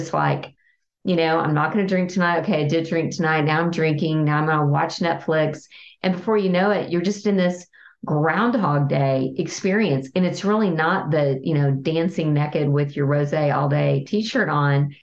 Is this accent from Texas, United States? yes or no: yes; Texas, United States; I'm a Texan